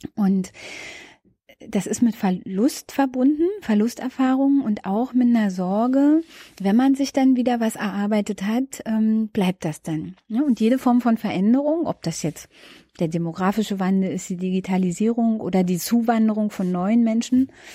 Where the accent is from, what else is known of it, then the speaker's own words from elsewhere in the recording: Berlin outskirts, Brandenburg, Germany; moved away as an adult; now in Berlin, Germany; Ich bin ja ähm, im Berliner Umland groß geworden